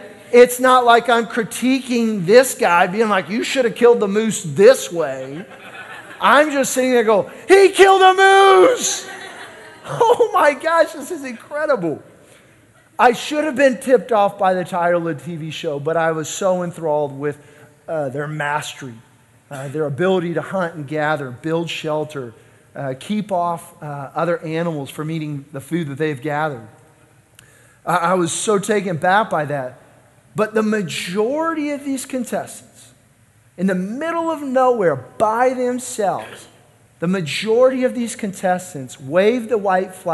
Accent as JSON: {"language": "English", "town": "Kansas City", "country": "United States", "said": "I'm from Kansas City"}